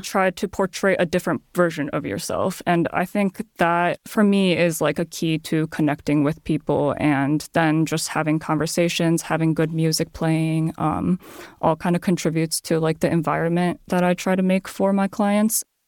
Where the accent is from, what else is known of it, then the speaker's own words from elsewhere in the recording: Chicago suburbs, Illinois, United States; English is a second language; also born or lived in Japan; growing up in the Chicago suburbs. So I grew up in a very, probably ninety percent white